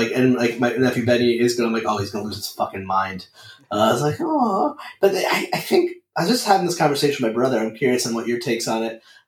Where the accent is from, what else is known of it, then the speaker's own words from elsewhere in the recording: Meriden, Connecticut, United States; now in Rhode Island, United States; So I grew up in Meriden, Connecticut, and he grew up in Bristol, and my family there. So it's like a town over. And then I live in Rhode Island, but I worked in Massachusetts.